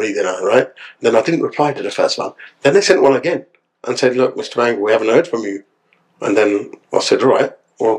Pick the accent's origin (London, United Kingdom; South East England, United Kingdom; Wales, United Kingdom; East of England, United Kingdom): London, United Kingdom; Ilford; also born or lived in Southall / West Bromwich; a guy born in East London, growing up in Ilford, round about that area, in Essex